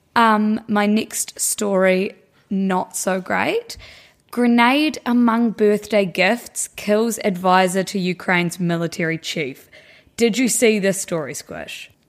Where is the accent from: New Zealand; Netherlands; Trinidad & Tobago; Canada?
New Zealand; We're from New Zealand